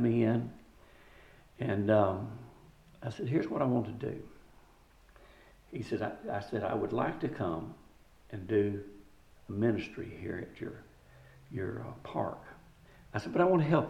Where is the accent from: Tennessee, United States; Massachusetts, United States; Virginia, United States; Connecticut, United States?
Tennessee, United States; moved away; also born or lived in New Albany, Ohio / El Cajon, California / Charleston, South Carolina / Beaufort, South Carolina; I grew up in Tennessee